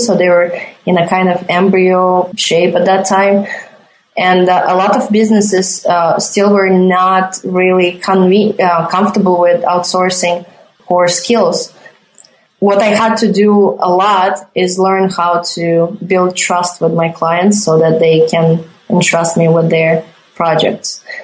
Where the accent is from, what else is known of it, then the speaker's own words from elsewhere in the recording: Riga, Latvia; moved away as an adult; I'm originally from Riga, Latvia